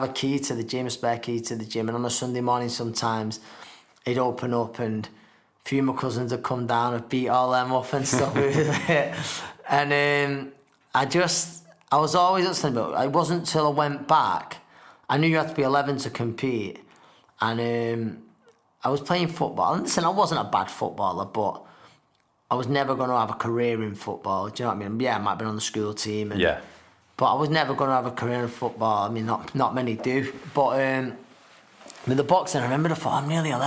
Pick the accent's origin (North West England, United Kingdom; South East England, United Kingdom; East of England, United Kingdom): North West England, United Kingdom; Manchester; also born or lived in Newton Heath / New Moston / Chadderton; I was born in Crumsall, Manchester, and then we lived in Newton Heath in the family home till I was 10 years old